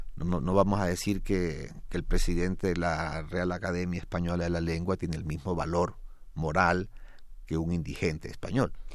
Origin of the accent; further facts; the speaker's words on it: Ecuador; yo soy ecuatoriano